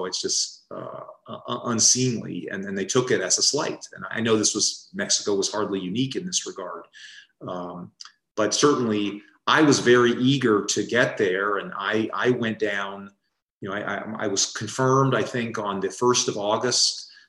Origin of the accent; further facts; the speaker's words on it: Paraguay; when I was growing up in Paraguay, we were not getting many cabinet visits.